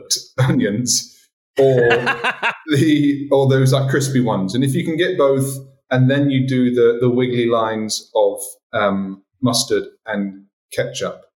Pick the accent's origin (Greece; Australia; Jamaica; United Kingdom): United Kingdom; England; now in Martinique; being an English guy